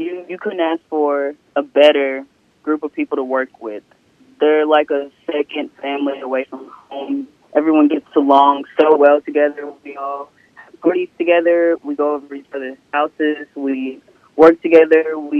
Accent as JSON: {"language": "English", "town": "Oxford", "region": "Mississippi", "country": "United States", "tie": "born or raised there", "said": "I grew up in Oxford, Mississippi, born and raised. I attended Oxford High School, graduated with the class of 2020."}